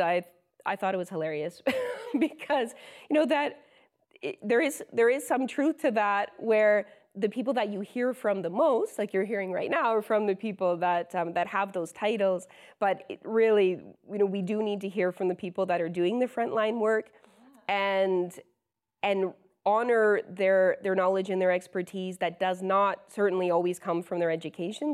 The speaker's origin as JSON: {"language": "English", "town": "London", "region": "Ontario", "country": "Canada", "tie": "born or raised there", "said": "London is my hometown, uh, and I grew up as the oldest of five siblings"}